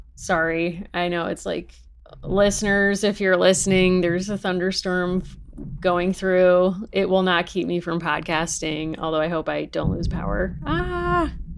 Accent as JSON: {"language": "English", "region": "New England", "country": "United States", "tie": "born or raised there", "said": "growing up in New England and still living here"}